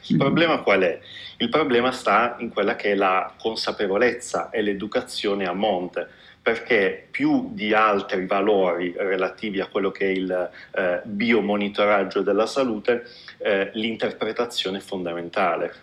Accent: Apulia, Italy; moved away as an adult; io mi sono laureato in medicina a Bari perché sono pugliese

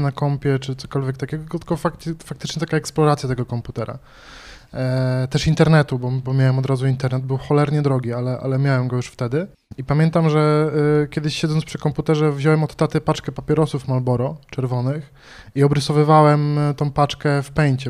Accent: Bydgoszcz, Kuyavian-Pomeranian Voivodeship, Poland; pochodzę z Bydgoszczy

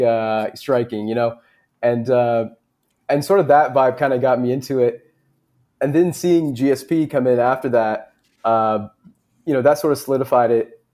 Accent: Canada; us being Canadian

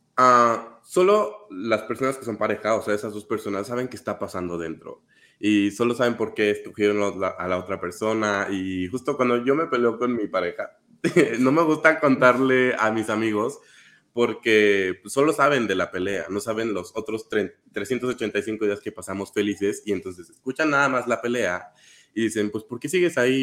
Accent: Querétaro, Mexico; moved away as an adult; now in Mexico City, Mexico; yo soy de provincia, les comparto. Y soy de Querétaro. Y cuando me mudé para acá, para Ciudad de México

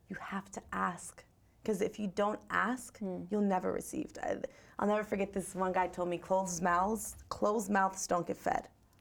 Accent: Gardner, Massachusetts, United States; I'm from Gardner, Massachusetts.

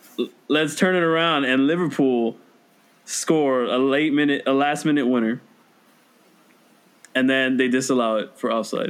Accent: Venezuela; moved away; also born or lived in Orlando; It's like the national sport in my home country, Venezuela.

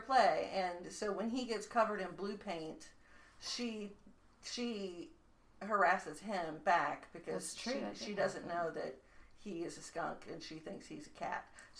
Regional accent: the South, United States; I'm from the South.

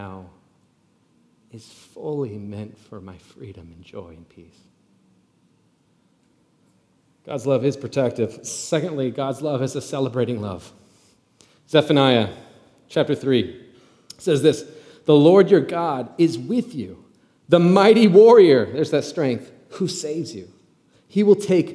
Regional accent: Nebraska, United States; moved away; I'm from Nebraska originally

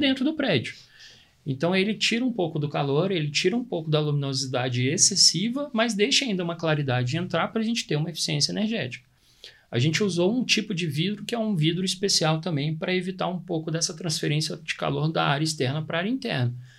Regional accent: Brazil; A gente é brasileiro

